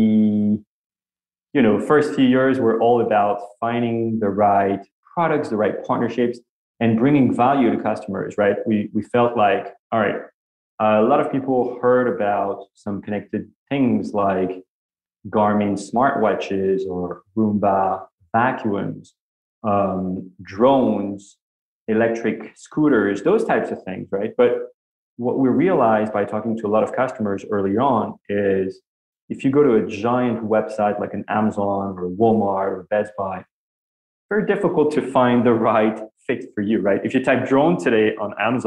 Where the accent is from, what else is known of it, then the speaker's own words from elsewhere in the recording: Paris, Île-de-France, France; English is a second language; moved away as an adult; now in New York, United States; As you can hear from my accent, I grew up in Paris, France. And I moved here when I was 25 years old